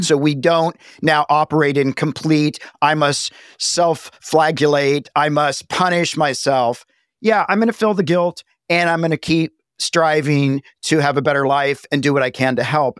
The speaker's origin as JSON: {"language": "English", "region": "the South", "country": "United States", "tie": "born or raised there", "also_born_or_lived": "Los Angeles", "moved": "yes", "said": "I grew up in a small town in the South"}